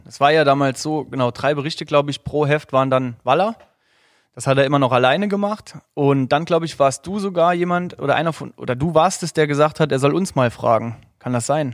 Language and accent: German; Saarland, Germany; ich komme aus dem Saarland